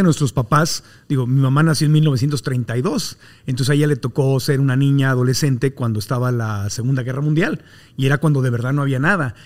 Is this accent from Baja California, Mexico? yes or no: yes; Tijuana, Baja California, Mexico; un tijuanense como yo, en el mundo en que yo nací en Tijuana